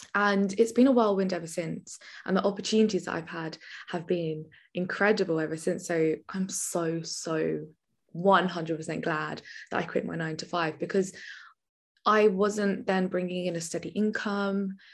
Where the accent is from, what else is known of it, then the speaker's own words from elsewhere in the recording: Milton Keynes, South East England, United Kingdom; also born or lived in Birmingham; I am actually originally from a little town called Milton Keynes, which is a very little posh village, and then I'm also from Birmingham, which is the complete opposite